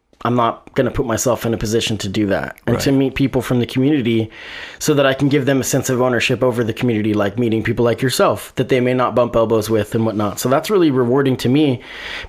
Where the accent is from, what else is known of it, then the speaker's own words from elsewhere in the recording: Eugene, Oregon, United States; growing up in Eugene, Oregon